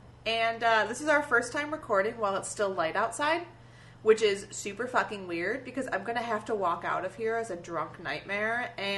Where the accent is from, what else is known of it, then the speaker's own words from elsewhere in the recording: Detroit, Michigan, United States; moved away; I am from Metro Detroit